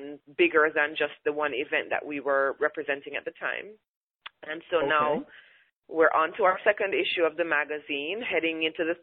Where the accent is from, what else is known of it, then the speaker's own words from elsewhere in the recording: Jamaica; moved away as an adult; now in United States; I was born and raised in Jamaica. I lived there for 24 years before I moved to the U.S.